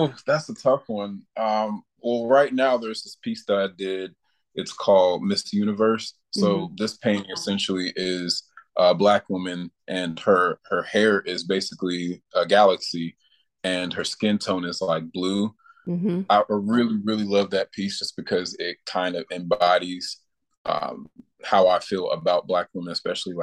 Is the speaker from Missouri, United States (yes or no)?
no; Rock Island, Illinois, United States; also born or lived in Louisville, Kentucky; I'm originally from Louisville, Kentucky, and I moved to the Quad Cities when I was a kid, and I've pretty much been here since then